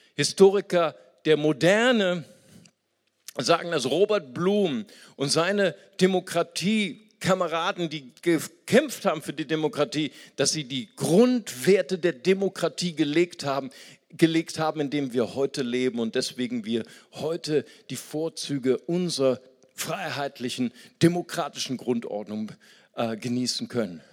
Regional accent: Germany

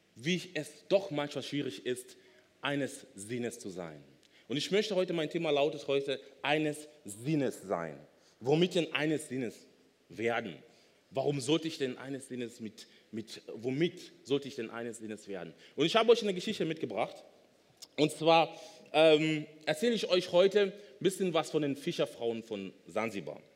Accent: Kenya; now in Germany; Ich komme ursprünglich aus Kenia, bin aber schon so lange in Deutschland

